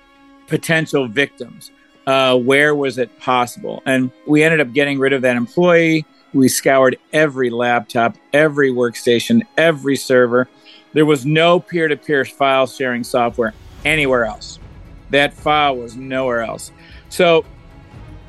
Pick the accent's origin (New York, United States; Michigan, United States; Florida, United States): Michigan, United States; Detroit; moved away; also born or lived in Atlanta, Georgia; I'm from Detroit, and I was raised by both my parents are police officers.